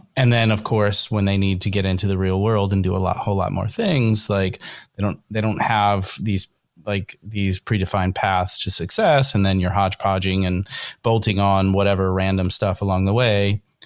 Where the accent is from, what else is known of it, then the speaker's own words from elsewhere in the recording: Northern Kentucky, United States; I'm from Kentucky